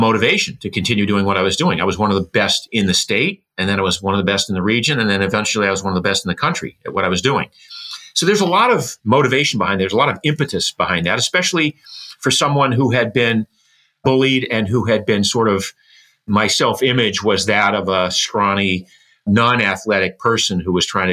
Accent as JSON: {"language": "English", "town": "Boothbay Harbor", "region": "Maine", "country": "United States", "tie": "born or raised there", "said": "I was born in Booth Bay Harbor, Maine. It's a fishing village, a small fishing village."}